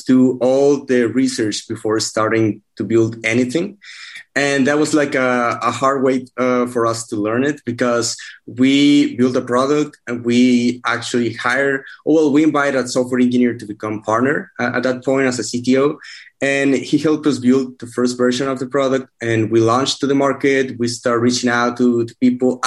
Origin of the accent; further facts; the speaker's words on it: Mexico; moved away as an adult; also born or lived in Monterrey, Mexico; now in Austin, United States; I'm from Mexico. I've been here in Austin for almost 2 years now